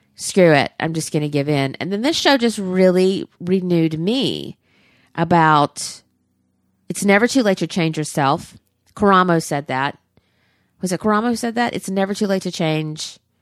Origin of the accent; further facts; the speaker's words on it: the South, United States; being a Southerner